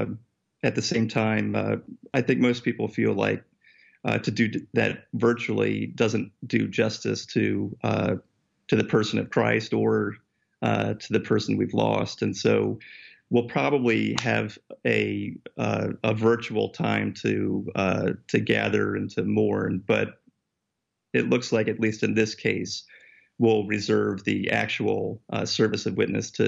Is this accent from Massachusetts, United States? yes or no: no; Connecticut, United States; moved away as an adult; now in New York City, United States; I grew up in Connecticut myself, so this is sort of home turf for me.